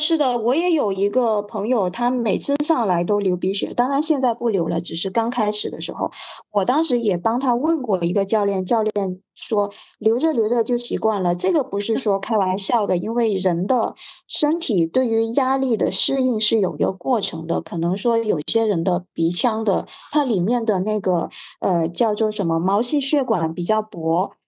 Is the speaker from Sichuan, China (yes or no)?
no; Hainan, China; 因为我是在海南出生的，那我舅舅是在旅游行业做的